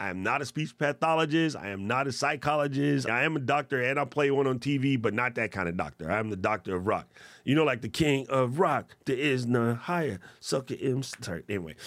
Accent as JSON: {"language": "English", "country": "United States", "said": "as an American"}